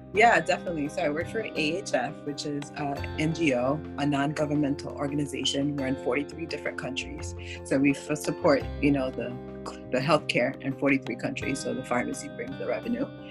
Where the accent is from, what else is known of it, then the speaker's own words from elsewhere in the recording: Haiti; now in Florida, United States; I'm actually my background is Haitian, so I'm originally from Haiti